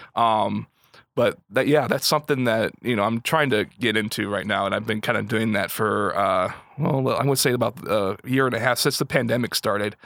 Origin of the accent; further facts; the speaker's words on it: Kankakee, Illinois, United States; born and raised in Kankakee. Um, grew up in the Kankakee area. I'm originally from Limestone